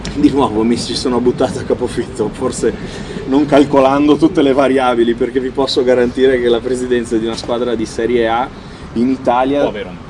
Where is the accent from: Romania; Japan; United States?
United States; moved away; io sono nato e cresciuto in America, mio papà è americano